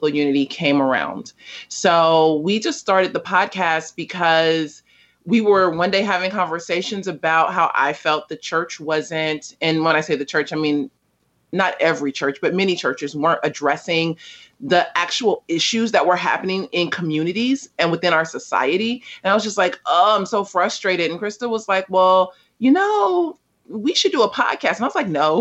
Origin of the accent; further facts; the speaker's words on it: Los Angeles, California, United States; also born or lived in South Africa; I was born in South Central Los Angeles, is now just South Los Angeles